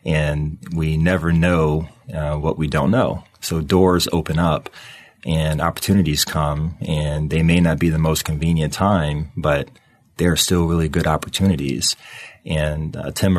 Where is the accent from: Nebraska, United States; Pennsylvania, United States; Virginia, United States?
Virginia, United States; Lynchburg; also born or lived in Boston, Massachusetts / Charlottesville, Virginia; my story goes back to Lynchburg, Virginia, where I basically grew up. I was born in Boston, but I moved to Virginia when I was 2 years old